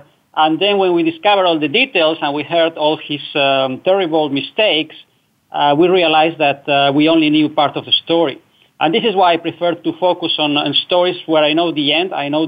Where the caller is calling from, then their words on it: Netherlands; I'm calling from the Netherlands, Europe.